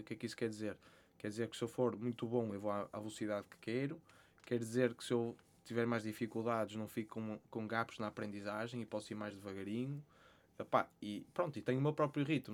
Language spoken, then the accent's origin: Portuguese; Porto, Norte, Portugal; sou do Porto, uh, tenho 26 anos